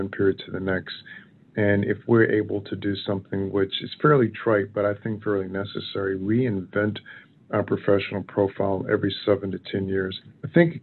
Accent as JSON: {"language": "English", "town": "Baton Rouge", "region": "Louisiana", "country": "United States", "tie": "born or raised there", "also_born_or_lived": "Dallas, Texas", "moved": "as an adult", "lives_now": "Chicago, United States", "said": "spent the first 20 years of my life in Louisiana, growing up in Baton Rouge"}